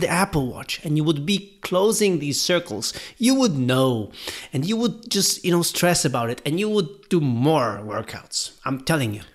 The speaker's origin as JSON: {"language": "English", "town": "Gdynia", "region": "Pomeranian Voivodeship", "country": "Poland", "tie": "born or raised there", "said": "my hometown of Gdynia"}